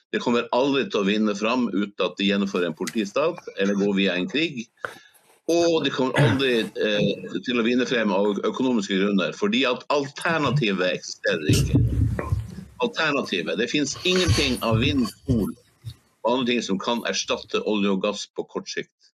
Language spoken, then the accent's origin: Norwegian; Hammerfest, Finnmark, Norway; siden jeg er fra Snøhvitbyen